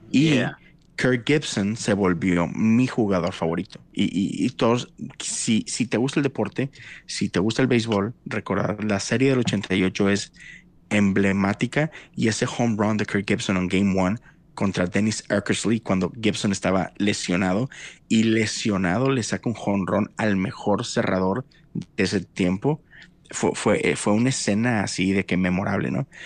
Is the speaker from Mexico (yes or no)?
yes; Monterrey, Nuevo León, Mexico; moved away as an adult; now in Houston, United States; yo nací, crecí por 30 años en México